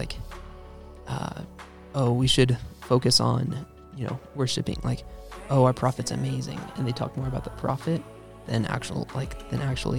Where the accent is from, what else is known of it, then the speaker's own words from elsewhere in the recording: Utah, United States; now in Tennessee, United States; I grew up in Utah and I'm part of the Mormon church. So I've been that ever since, you know, I was born, and we moved out to Tennessee, and so we're in like the middle of nowhere, nice. Farm Tennessee.